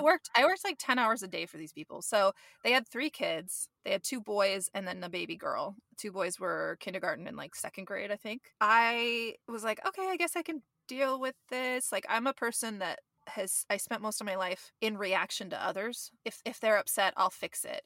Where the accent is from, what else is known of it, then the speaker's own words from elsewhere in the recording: Gilroy, California, United States; also born or lived in San Jose, California / North San Francisco Bay Area, California; I grew up in the South Bay in Gilroy, which is where they have the Garlic Festival